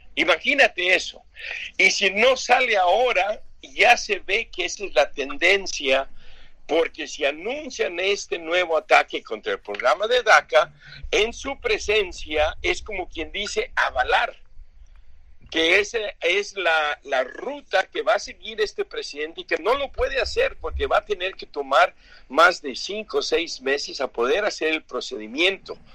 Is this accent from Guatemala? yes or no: no; Mexico City, Mexico; moved away; also born or lived in California; yo soy de Tacubaya, la colonia Escandón